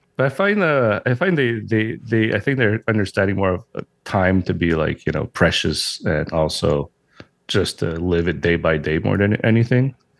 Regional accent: Montreal, Quebec, Canada; I'm from Montreal, Canada

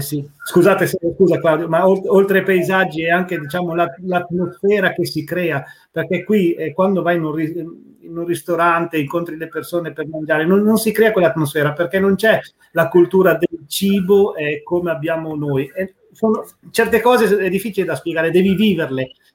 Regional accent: Tortona, Piedmont, Italy; moved away as an adult; now in Trelleborg, Sweden; io sono nato e cresciuto a Tortona

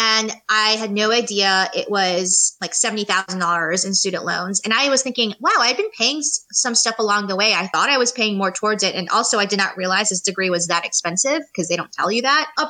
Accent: New York City, New York, United States; moved away as an adult; now in Charlotte, United States; I am originally from New York City

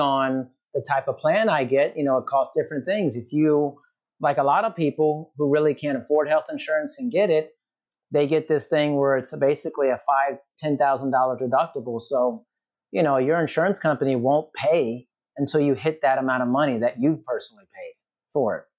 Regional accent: United States; growing up in America

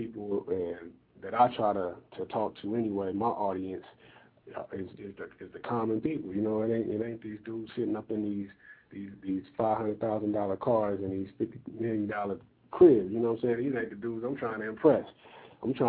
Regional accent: Compton, California, United States; I'm from Compton too

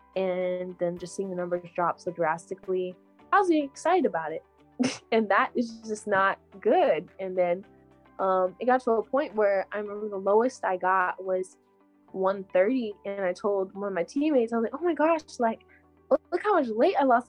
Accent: Texas, United States; i grew up running in Texas weather

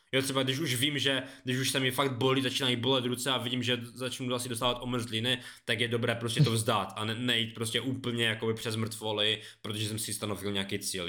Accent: Beskydy, Czechia; U nás na Beskydách

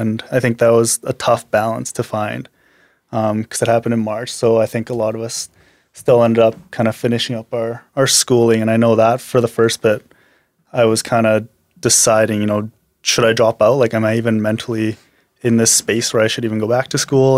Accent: Medicine Hat, Alberta, Canada; also born or lived in Korea; I was born in Korea, but I was mostly raised in Medicine Hat

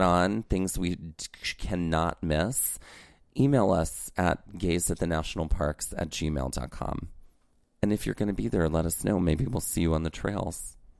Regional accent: Mississippi, United States; Growing up in Mississippi

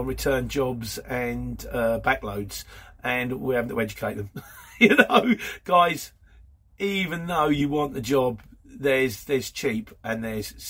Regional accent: Luton, East of England, United Kingdom; I was born in Luton

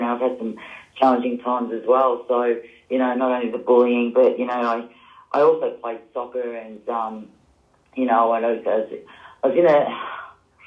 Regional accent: Melbourne, Victoria, Australia; I grew up in Yarraville, the western suburbs

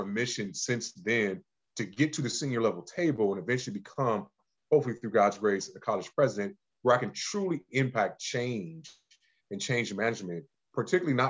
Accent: Cleveland, Ohio, United States; I'm originally from Cleveland, Ohio, born and raised in the great state and city of Cleveland

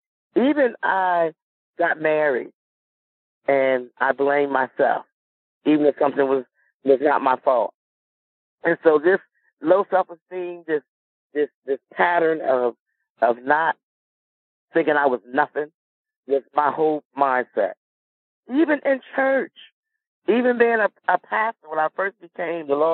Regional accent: Milton, Delaware, United States; also born or lived in Dover, Delaware; I'm from Milton, Delaware, a little small town in Delaware

